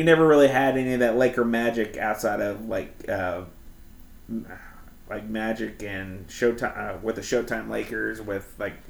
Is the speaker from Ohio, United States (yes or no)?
no; Redlands, California, United States; born there; I was born in Redlands, California.